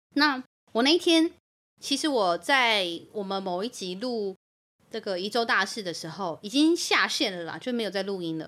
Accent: Luodong, Yilan County, Taiwan; 光我们罗东镇，我们罗东镇就可以多就塞应该，爆炸，大爆炸

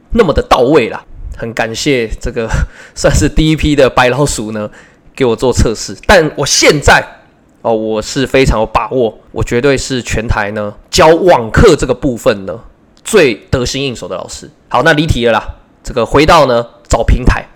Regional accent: Taiwan; 我是台湾的维持老师

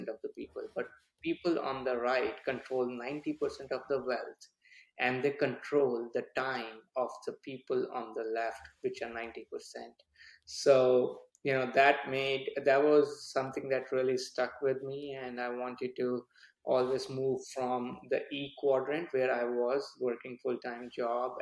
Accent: India; moved away as an adult; now in United States; I was born and brought up in India.

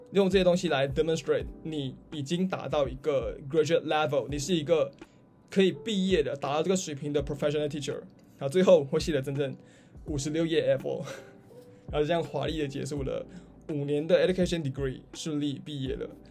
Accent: Malaysia; moved away as an adult; now in Australia; 对于马来西亚人哦，尤其对于我，就是无论我说什么语言，我音调都没有什么起伏，可能发音也不是很标准

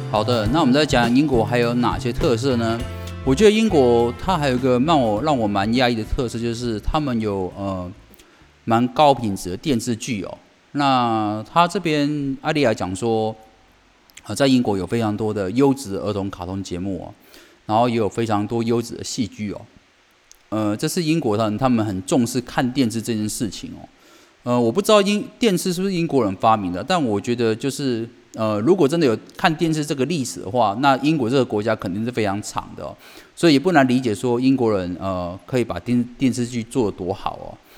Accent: Taiwan; 我们台湾人

